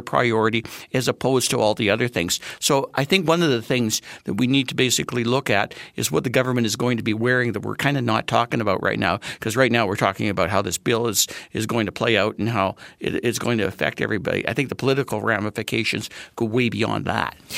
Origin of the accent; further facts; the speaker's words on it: Manitoba, Canada; now in Saskatchewan, Canada; I'm from Manitoba